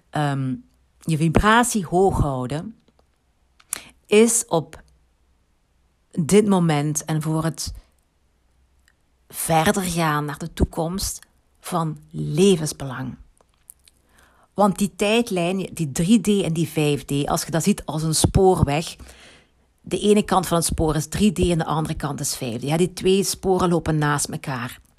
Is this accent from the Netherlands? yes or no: no; Limburg, Belgium; accent: Limburgish; Ehm, ik heb een Limburgs accent. dat had je al gemerkt.